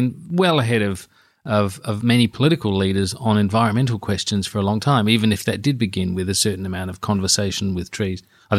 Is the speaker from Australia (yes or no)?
yes; Australia; as an Australian political journalist